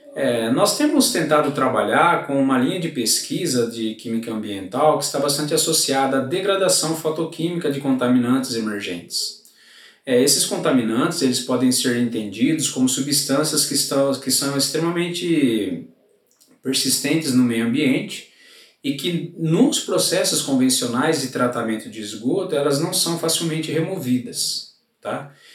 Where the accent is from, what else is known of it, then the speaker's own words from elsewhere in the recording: Gavião Peixoto, São Paulo, Brazil; sou natural da cidade de Gavião Peixoto